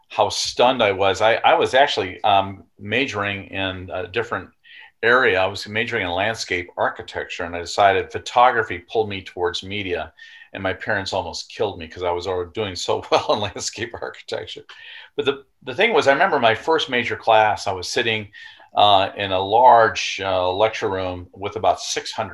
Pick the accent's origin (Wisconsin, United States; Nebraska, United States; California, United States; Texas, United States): Wisconsin, United States; also born or lived in Indiana; born in Indiana, and then eventually by my third year, we had moved to Wisconsin. And that's really where I grew up